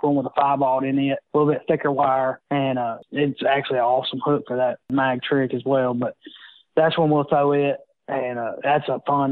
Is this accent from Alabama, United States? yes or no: yes; Smith Lake, Alabama, United States; growing up on Smith